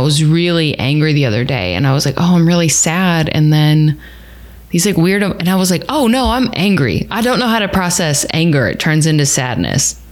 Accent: Texas, United States; I'm from Texas.

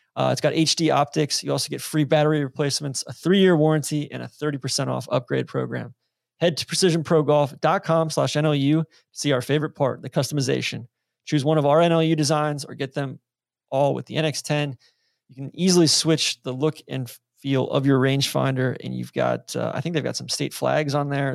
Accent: Atlanta, Georgia, United States; moved away; also born or lived in Jacksonville; being from Atlanta

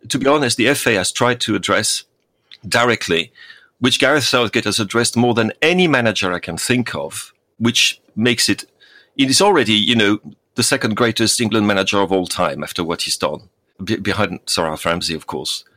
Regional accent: France; moved away; my home country

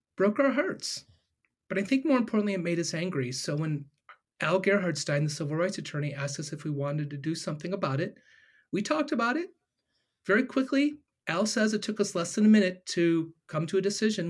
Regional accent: Ohio, United States; I'm born and raised in Ohio

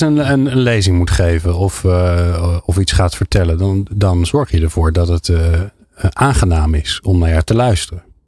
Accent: Netherlands; als Nederlander

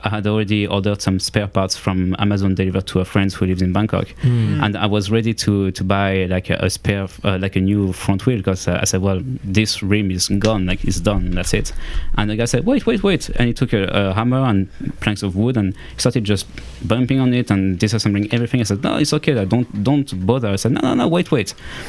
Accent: Auvergne-Rhône-Alpes, France; also born or lived in Lyon; From the French Alps.

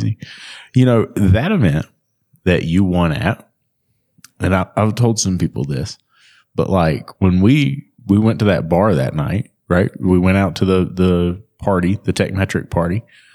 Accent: the South, United States; I'm from the South, bro.

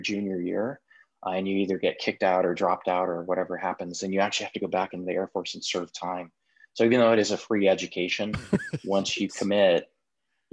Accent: Southern California, United States; I grew up in Southern California

